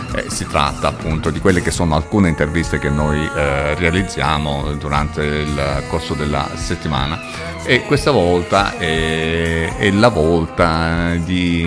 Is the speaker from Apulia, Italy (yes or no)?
yes; Apulia, Italy; io sono pugliese. Qui in Puglia